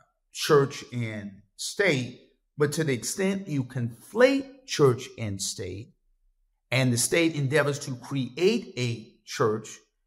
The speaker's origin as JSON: {"language": "English", "region": "the South", "country": "United States", "tie": "born or raised there", "said": "I grew up in the South, not too far from where I grew up."}